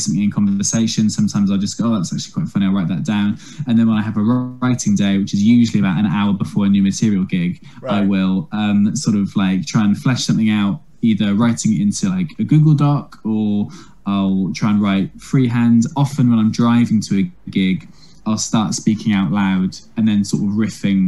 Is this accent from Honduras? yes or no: no; Wales, United Kingdom; I'm from Wales.